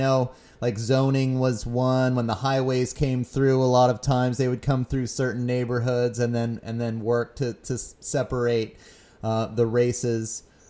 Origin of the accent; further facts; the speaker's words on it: Houston, Texas, United States; I grew up in Houston